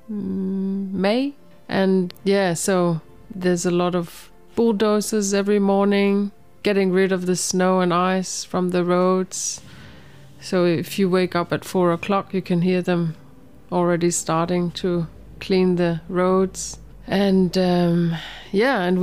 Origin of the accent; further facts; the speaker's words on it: Greenland; moved away; also born or lived in Nuuk, Greenland / Qaqortoq, Greenland; So I was born and raised in Greenland, in the capital, Nuuk. And I've also lived in South Greenland in Qaqortoq.